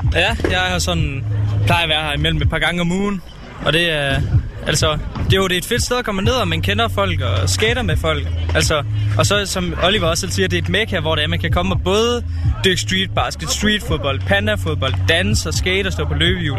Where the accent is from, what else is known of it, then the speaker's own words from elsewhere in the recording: Nørre Nebel, Southern Denmark, Denmark; Jeg kommer fra Nørnebel